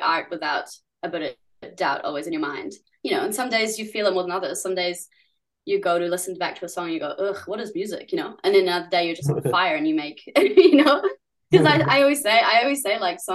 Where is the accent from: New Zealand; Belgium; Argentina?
New Zealand; accent: Kiwi; also born or lived in San Francisco, United States / Germany; we came here when I was like seven, and I guess pretty Kiwi now by culture you probably think I sound Kiwi